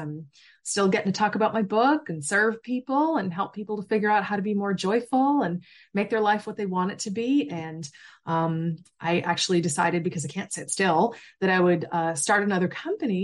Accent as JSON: {"language": "English", "region": "Massachusetts", "country": "United States", "tie": "born or raised there", "said": "I grew up in Massachusetts"}